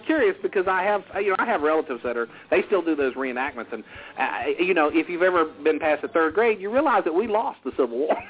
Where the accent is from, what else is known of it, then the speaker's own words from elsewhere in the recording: the South, United States; accent: Southern; I am from the South